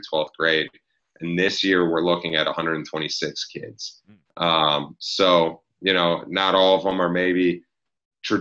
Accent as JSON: {"language": "English", "town": "Cleveland", "region": "Ohio", "country": "United States", "tie": "born or raised there", "also_born_or_lived": "South Carolina", "said": "I grew up in Cleveland, blue collar, no collar area, where football was big time."}